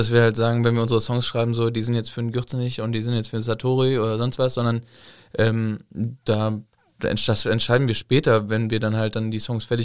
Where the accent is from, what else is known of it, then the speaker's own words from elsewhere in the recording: Cologne, North Rhine-Westphalia, Germany; ich bin eine Kölsche, wir machen Kölsche Musik, wir machen auch Dialekt.